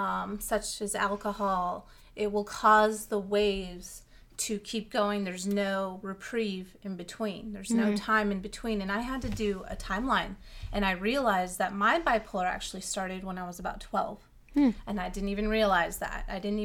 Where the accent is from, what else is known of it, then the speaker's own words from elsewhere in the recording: California, United States; Like, for me, I come from California. It's very sunny all the time and warm. So moving here, and there's actual seasons